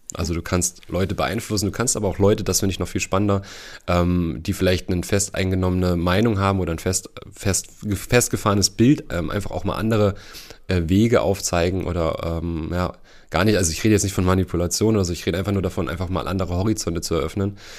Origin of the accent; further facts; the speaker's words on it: Heringen, Hesse, Germany; also born or lived in Bad Hersfeld; ich komme äh, ursprünglich aus Hering. Da bin ich aufgewachsen.